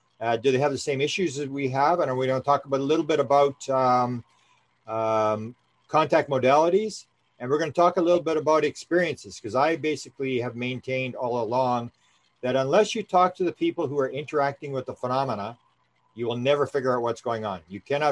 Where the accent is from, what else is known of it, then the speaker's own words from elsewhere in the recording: Canada; I come from Canada